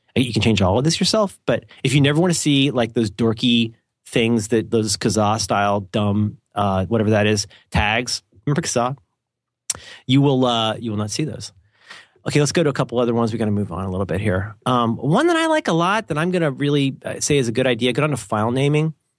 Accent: United States; I'm an American

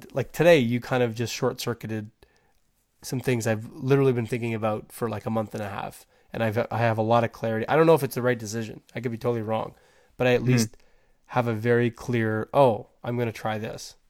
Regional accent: Canada; I'm Canadian

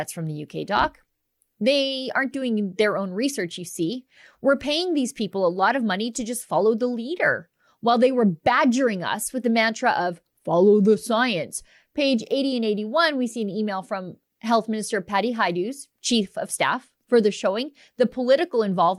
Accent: Canada; As a Canadian, it was really shocking to see just the ecological carnage unfolding at the border.

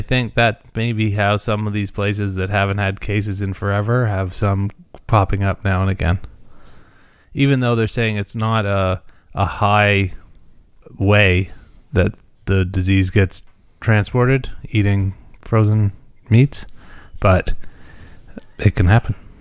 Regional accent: Muskoka, Ontario, Canada; I'm from Muskoka

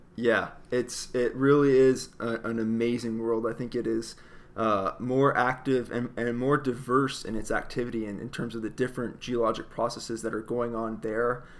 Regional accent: across the river from Detroit, Ontario, Canada; I grew up in Canada, actually, uh, right across the river from Detroit

